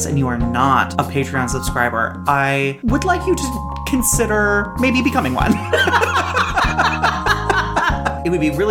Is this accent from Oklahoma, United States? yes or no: no; Maryland, United States; accent: Maryland; my Maryland accent